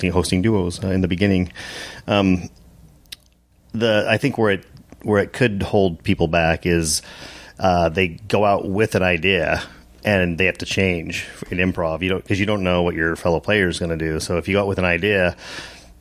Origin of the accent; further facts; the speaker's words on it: Lusk, Wyoming, United States; moved away as an adult; also born or lived in Seattle; I grew up in Lusk, Wyoming